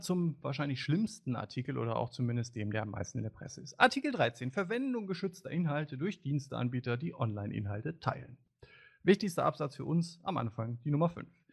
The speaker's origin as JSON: {"language": "German", "country": "Germany", "said": "als Deutscher"}